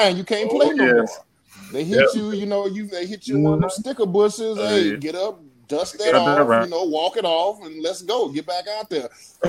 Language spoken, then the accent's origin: English; East Texas, United States; Yeah, I'm from East Texas, man.